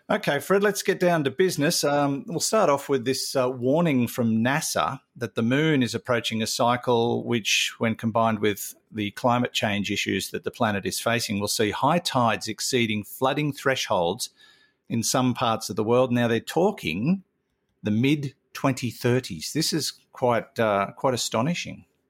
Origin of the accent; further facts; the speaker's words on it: Newcastle, New South Wales, Australia; also born or lived in Mackay; I grew up around the Newcastle area where the tides were pretty mild